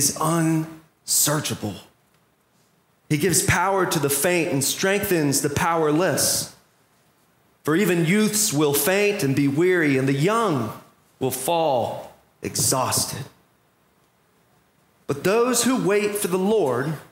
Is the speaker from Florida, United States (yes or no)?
yes; Orlando, Florida, United States; as an Orlando Magic fan, growing up in Orlando